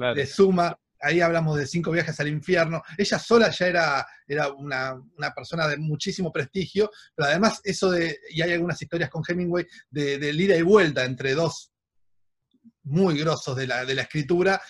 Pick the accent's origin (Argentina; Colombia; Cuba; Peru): Argentina; como argentinos